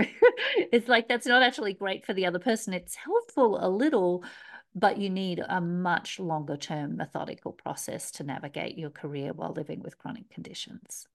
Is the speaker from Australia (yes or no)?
yes; Australia; accent: Australian; moved away as an adult; also born or lived in Melbourne, Australia; I'm an Aussie, obviously, you can hear by my accent